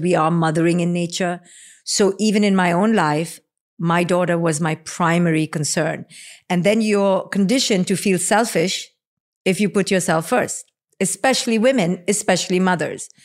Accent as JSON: {"language": "English", "country": "India", "tie": "born or raised there", "moved": "yes", "said": "you and I growing up in India"}